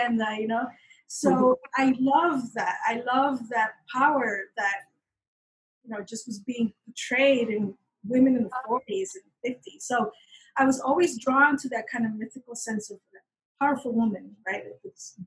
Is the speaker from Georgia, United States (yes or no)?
no; Miami, Florida, United States; also born or lived in Peru; I was born in Peru, and I was there till I was about 8. And then we moved to Miami.